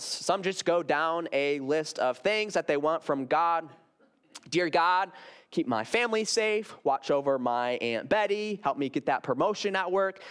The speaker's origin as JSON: {"language": "English", "town": "Grand Rapids", "region": "Michigan", "country": "United States", "said": "I came from Garden Park Church up in Grand Rapids, Michigan"}